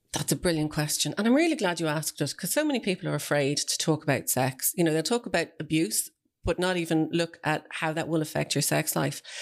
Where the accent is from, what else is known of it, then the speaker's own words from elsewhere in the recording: Celbridge, Leinster, Ireland; it's where I grew up